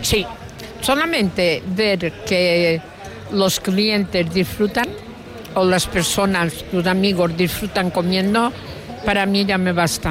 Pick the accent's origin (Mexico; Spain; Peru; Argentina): Spain; Mallorca, Balearic Islands; los mallorquines tenemos